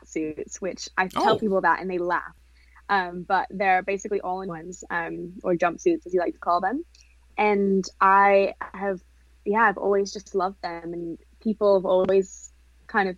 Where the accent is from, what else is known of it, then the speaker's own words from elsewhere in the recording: England, United Kingdom; also born or lived in Hollywood; now in Orange County, United States; I'm from England originally